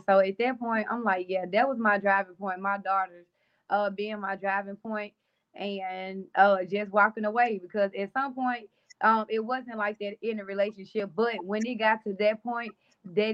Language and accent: English; Jackson, Mississippi, United States; moved away as an adult; now in Dallas, United States; I am from Jackson, Mississippi.